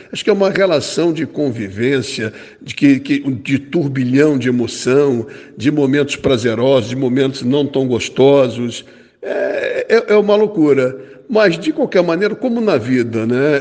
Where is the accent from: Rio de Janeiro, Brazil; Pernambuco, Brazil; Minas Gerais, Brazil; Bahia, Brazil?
Rio de Janeiro, Brazil; also born or lived in São Paulo; eu nasci em São Paulo, cheguei no Rio de Janeiro com quatro anos